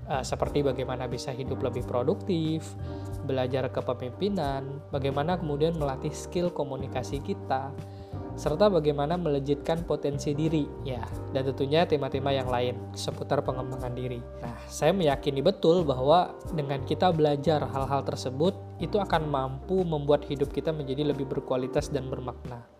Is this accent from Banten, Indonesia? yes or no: no; Pontianak, West Kalimantan, Indonesia; also born or lived in Ketapang; Saya lahir di kota Ketapang dan kemudian saya tumbuh dan besarnya itu di kota Pontianak bersama dengan keluarga saya tercinta.